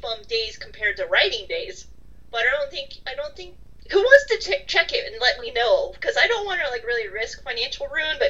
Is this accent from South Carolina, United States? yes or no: no; California, United States; ever since growing up in California.